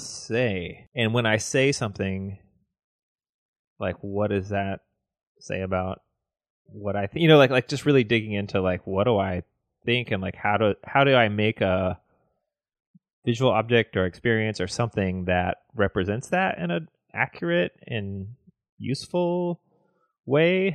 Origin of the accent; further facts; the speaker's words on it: the South, United States; I grew up in the South